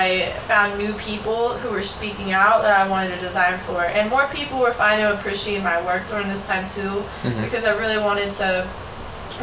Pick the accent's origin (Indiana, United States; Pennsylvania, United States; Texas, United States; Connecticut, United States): Pennsylvania, United States; Pittsburgh; I'm from Pittsburgh